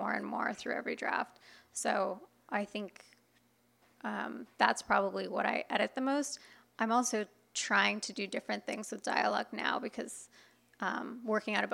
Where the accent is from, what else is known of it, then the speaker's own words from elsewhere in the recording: Inland Empire, Southern California, United States; growing up where I grew up in the Inland Empire, it's definitely a red county